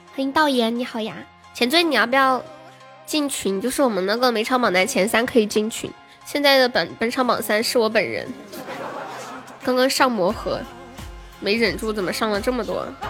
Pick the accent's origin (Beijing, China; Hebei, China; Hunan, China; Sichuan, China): Sichuan, China; Nanchong; 我是南充的